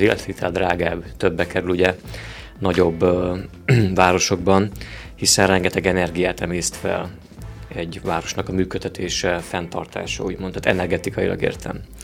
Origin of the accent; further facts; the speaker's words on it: Oradea, Bihor County, Romania; én is ott születtem. Még így is van olyan, hogy kicsinek érzem azt a városom